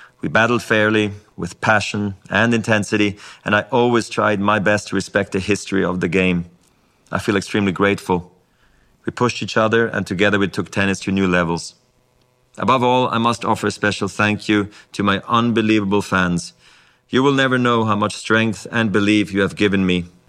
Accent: Basel, Basel-Stadt, Switzerland; born or raised there; English is a second language

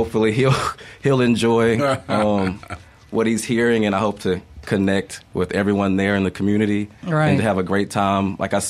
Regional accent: Madison, Mississippi, United States; I'm from Madison, Mississippi.

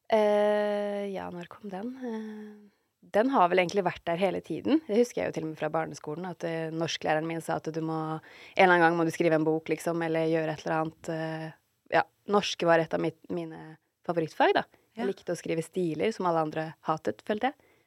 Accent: Fredrikstad, Viken, Norway; also born or lived in Trondheim / Kristiansand / Halden; Uh, altså jeg ble født i Trondheim, og så flyttet vi til Kristiansand, og så flyttet vi til Halden, og så flyttet jeg til Fredrikstad. Men jeg har på en måte sånn eh, Barndommen min har vel vært lengst i Fredrikstad.

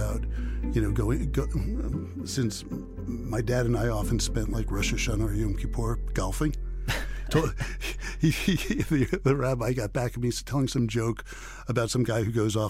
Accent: New York City, New York, United States; I grew up in New York City playing basketball

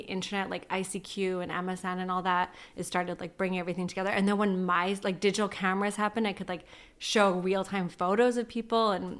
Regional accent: Ladner, British Columbia, Canada; I grew up in Ladner. It's very small. You know everyone.

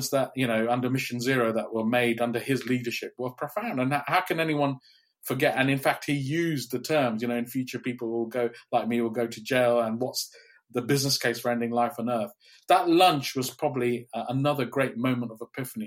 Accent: Kenya; also born or lived in India; now in Cambridge, United Kingdom; I grew up in Kenya

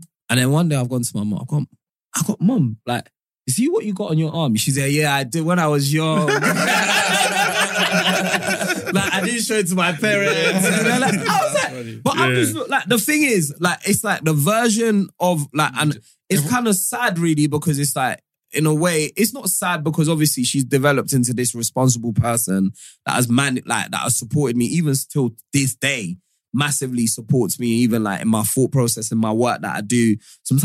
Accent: Modakeke, Osun, Nigeria; moved away; also born or lived in Lagos / Ibadan; I lived with my grandparents in in a town called Modakake in Osun State when I was younger

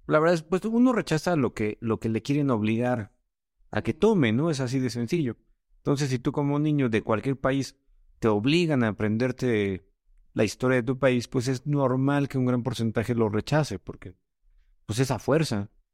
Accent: Mexico; decimos en México, muy X

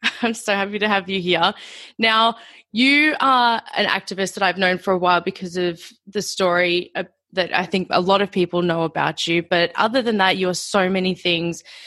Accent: Australia; being an Australian

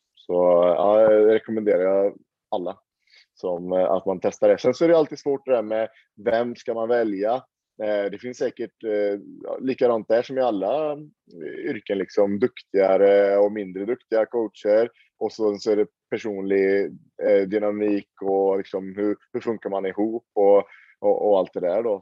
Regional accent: Sweden; now in Oslo, Norway; har jag mina rötter i Sverige. Jag är ju svensk

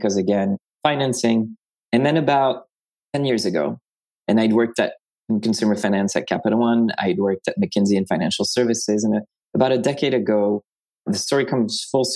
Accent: France; moved away as an adult; now in United States; I was myself an international student from France to the US. I was born in France.

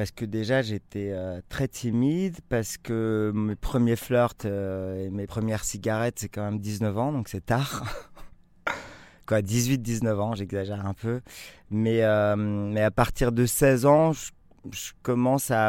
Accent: Lesquin, Hauts-de-France, France; born there; also born or lived in Calais / Marseille / Aix-en-Provence; Alors je suis né à Léquin, aéroport de Léquin, près de Lille, en 72.

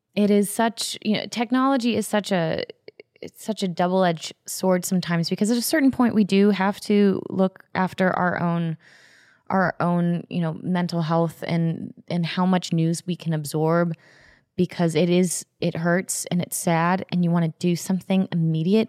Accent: Florida, United States; I grew up in Florida

